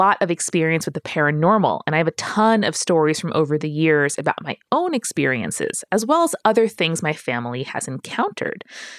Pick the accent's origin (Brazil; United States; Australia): United States; Gardner, Massachusetts; My second story is back in my hometown of Gardner, Massachusetts. It's a small city in central Mass, about an hour and a half west of Boston.